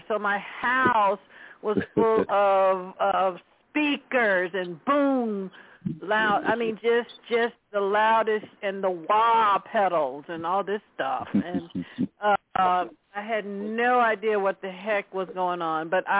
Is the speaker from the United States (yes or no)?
yes; Nashville, Tennessee, United States; moved away; I'm from Nashville, Tennessee, originally.